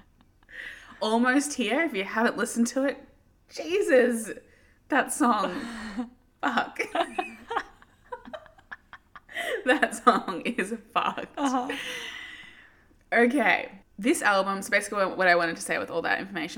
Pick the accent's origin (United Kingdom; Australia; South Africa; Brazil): Australia; growing up in Australia is a unique experience.